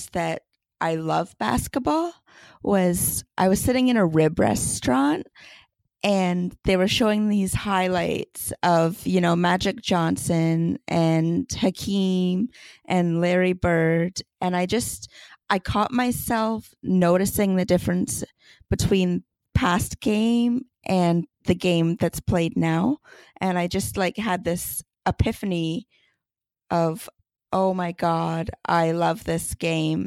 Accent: Canada; accent: Canadian; I obviously am Canadian, which most listeners will probably pick up on my accent

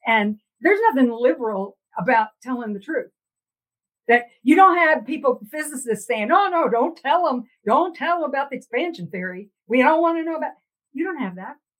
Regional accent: Texas, United States; now in Denver, United States; I grew up in Texas

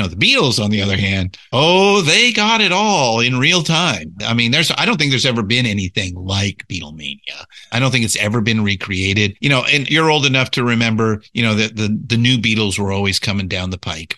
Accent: Southern California, United States; I was born and raised in Southern California

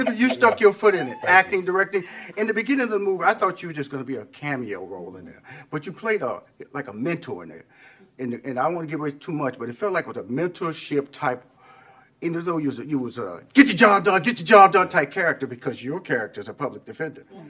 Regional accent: Houston, Texas, United States; moved away; I was in Houston. That's my hometown. Everybody know I'm from Fifth Ward

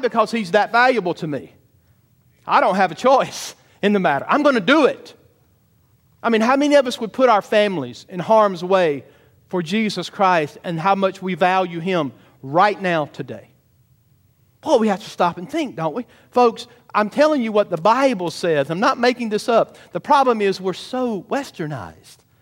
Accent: Georgia, United States; I'm a Southern boy. I'm from Georgia.

